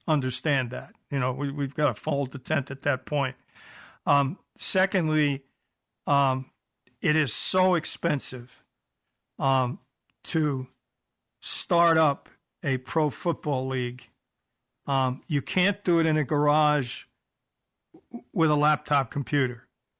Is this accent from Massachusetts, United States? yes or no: no; New York, United States; accent: New York; also born or lived in Buffalo; I lost my New York accent, but I never quite got the Canadian part of it. Although I spent 11 years in Buffalo